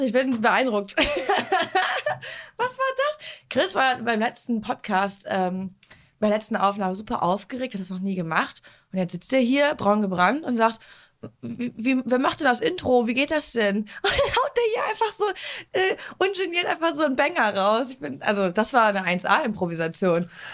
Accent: Duisburg, North Rhine-Westphalia, Germany; aus Duisburg und wir Duisburger

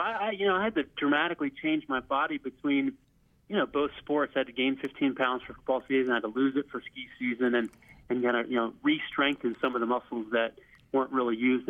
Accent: Loveland, Colorado, United States; You know, I grew up in Loveland, Colorado, just a stone's throw away from Boulder.

